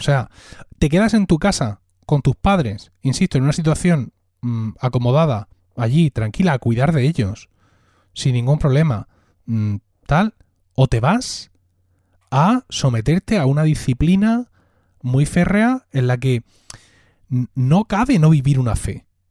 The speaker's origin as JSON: {"language": "Spanish", "town": "Blanca", "region": "Region of Murcia", "country": "Spain", "said": "Blanca, que es de donde yo soy, pueblo de Murcia"}